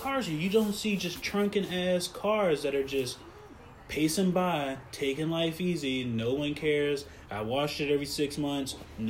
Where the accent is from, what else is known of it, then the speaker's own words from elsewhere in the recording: Silver Spring, Maryland, United States; bro, I was born in Silver Spring.